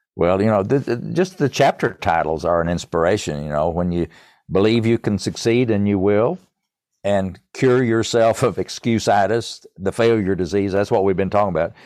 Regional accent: East Tennessee, United States; accent: East Tennessee; my East Tennessee accent

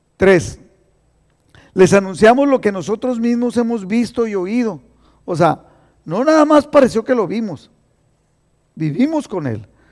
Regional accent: Mexicali, Baja California, Mexico; now in Imperial Valley, United States; yo soy cachorra de Mexicali

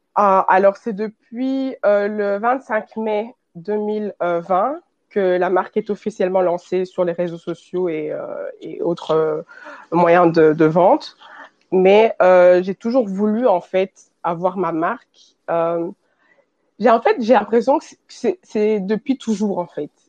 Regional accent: Belgium; je suis née et j'ai grandi en Belgique. Et je suis d'origine congolaise

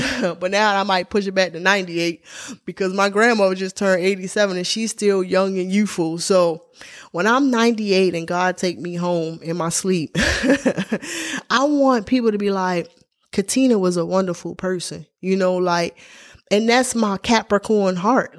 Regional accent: Baltimore, Maryland, United States; I grew up in Baltimore, Maryland

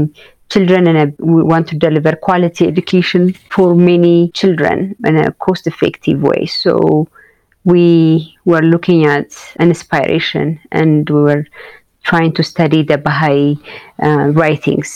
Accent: Addis Ababa, Ethiopia; growing up in Addis, the way I raised and what I see around me

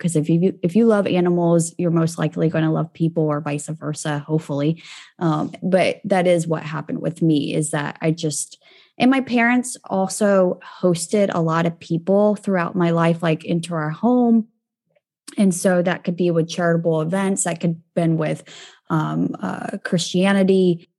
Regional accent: Kansas, United States; born there; So where I'm from can be complicated. I was born in Kansas

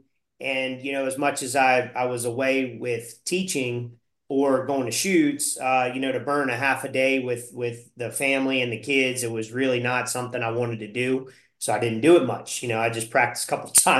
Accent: Louisiana, United States; moved away as an adult; also born or lived in Texas; now in Utah, United States; I was born and raised in Louisiana

